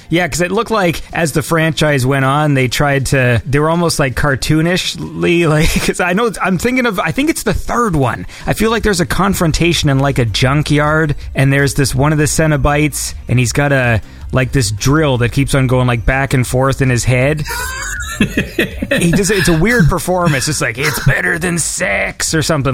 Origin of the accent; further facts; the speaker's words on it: Canada; I'm Canadian